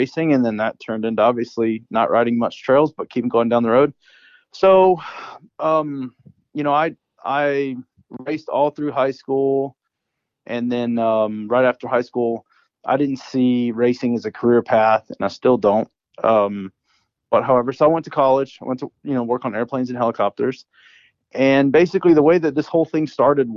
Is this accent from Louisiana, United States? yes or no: yes; Louisiana, United States; moved away as an adult; also born or lived in Valencia, California; now in Murrieta, United States; growing up in Louisiana